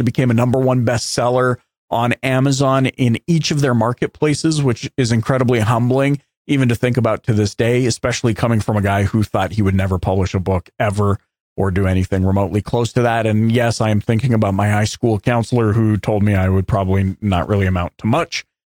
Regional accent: Canada; as a Canadian

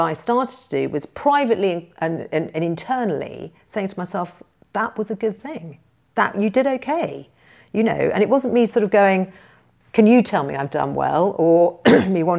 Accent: United Kingdom; as a British person

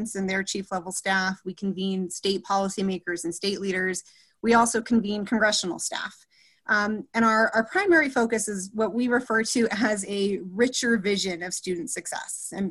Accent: New Mexico, United States; So I was born and raised in New Mexico, and my family has deep New Mexico roots.

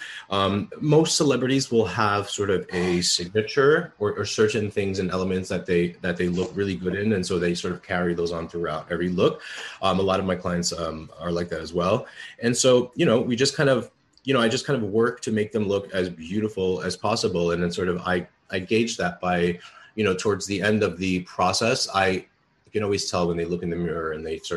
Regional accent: New York City, New York, United States; I grew up in the Bronx, and I'm a child of immigrant parents

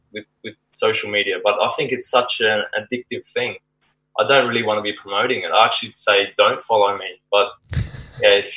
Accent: Cairns, Queensland, Australia; moved away as an adult; I grew up in Cairns until I was 18

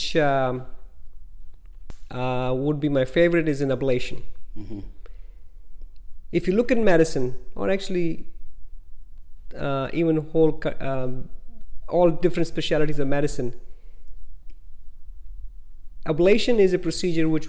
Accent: India; moved away as an adult; now in United States; I was born in India and went to medical school in India. I came to the United States in 1990.

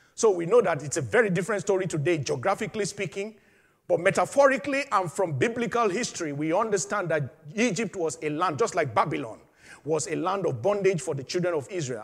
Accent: Nigeria; my home country, Nigeria

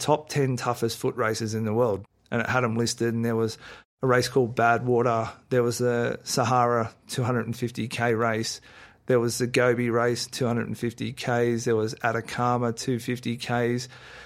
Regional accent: Sydney, New South Wales, Australia; I was born and raised basically in Coogee

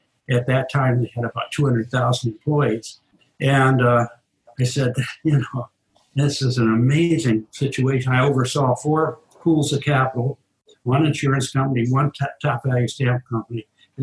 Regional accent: Midwest, United States; moved away as an adult; I came from the Midwest.

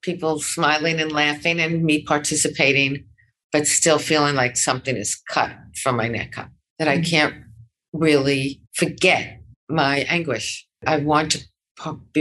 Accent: New York, United States; moved away; I grew up in New York

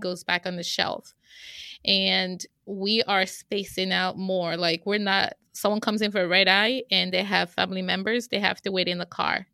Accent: Nigeria; moved away as an adult; now in United States; I am originally from Nigeria

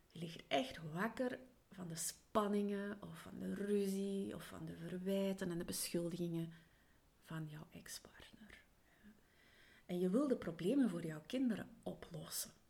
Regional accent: Flanders, Belgium; also born or lived in England; Hageland in Vlaanderen. En ja, dat er soms wel wat dialectwoorden meespelen. Daarnaast heb ik ook mijn kindertijd in Engeland doorgebracht, dus in het Engels.

